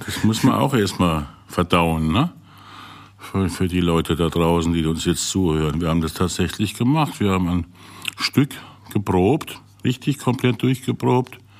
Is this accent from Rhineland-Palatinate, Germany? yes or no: yes; Rhineland-Palatinate, Germany; moved away; bin ja Pfälzer